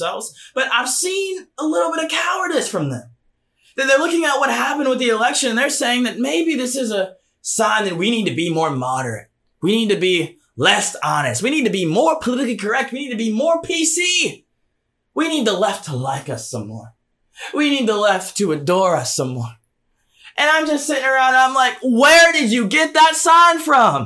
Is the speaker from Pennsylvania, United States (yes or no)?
no; Georgia, United States; my home state of Georgia